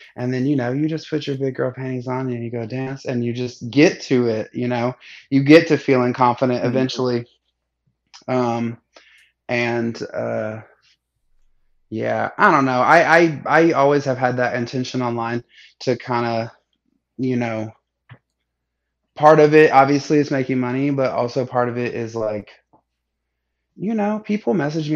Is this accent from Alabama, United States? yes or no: yes; Alabama, United States; also born or lived in Seattle; now in Atlanta, United States; I grew up in Alabama